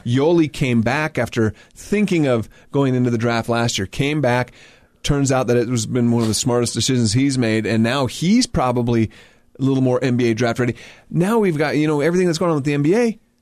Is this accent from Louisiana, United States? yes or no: no; Utah, United States; I grew up in Utah.